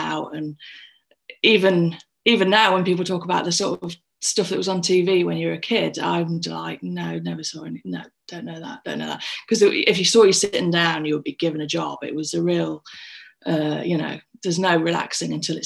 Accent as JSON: {"language": "English", "town": "Scunthorpe", "region": "Yorkshire and the Humber", "country": "United Kingdom", "tie": "born or raised there", "said": "I'm from Scunthorpe. I was born in Scunny General Hospital many a year ago. And I grew up in a little village about half an hour outside of Scunny."}